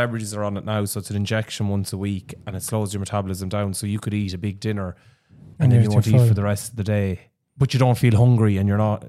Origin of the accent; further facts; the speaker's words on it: Laois, Ireland; We grew up in the Midlands and Leash.